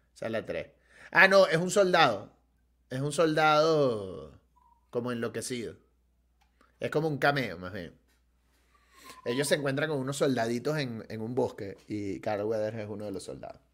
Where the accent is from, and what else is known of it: Venezuela